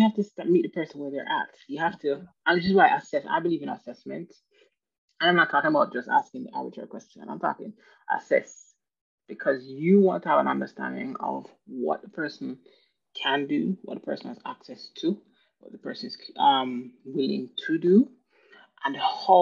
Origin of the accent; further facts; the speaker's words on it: Jamaica; moved away; I'm from Jamaica. So at the time when I lived in Jamaica